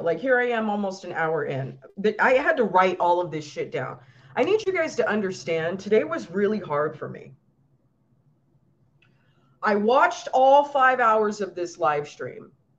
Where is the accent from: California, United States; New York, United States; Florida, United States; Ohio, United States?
New York, United States; I'm from New York.